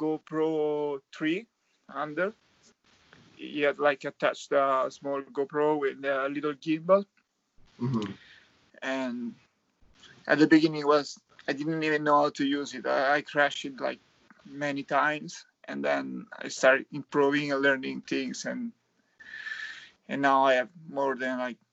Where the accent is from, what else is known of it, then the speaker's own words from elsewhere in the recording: Italy; I'm from Italy